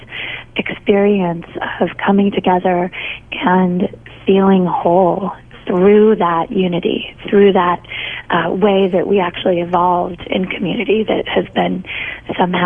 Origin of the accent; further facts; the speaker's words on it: United States; growing up in the United States